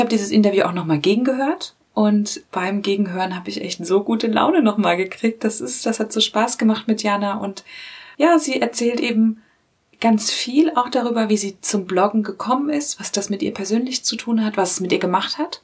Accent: Northern Germany, Germany; ich komme ja auch aus Norddeutschland

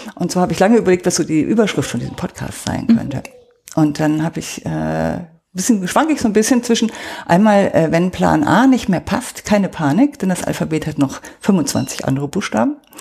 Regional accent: Oberbergischer Kreis, near Cologne, North Rhine-Westphalia, Germany; moved away as an adult; now in Munich, Germany; Das ist der Ort, wo ich aufgewachsen bin.

